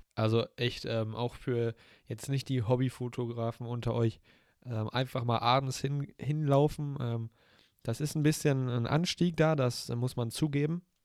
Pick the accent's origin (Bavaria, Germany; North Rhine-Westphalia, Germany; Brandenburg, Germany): North Rhine-Westphalia, Germany; wir kommen aus NRW